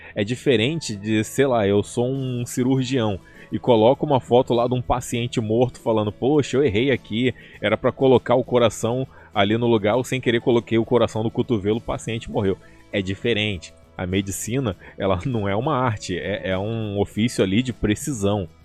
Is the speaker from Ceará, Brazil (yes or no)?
no; Rio de Janeiro, Brazil; eu sou do Rio de Janeiro